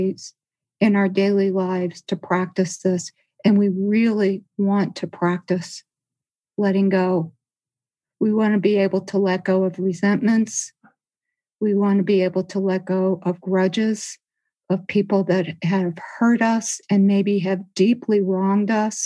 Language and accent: English; Midwest, United States; where I grew up in the Midwest, there are these beautiful deciduous trees.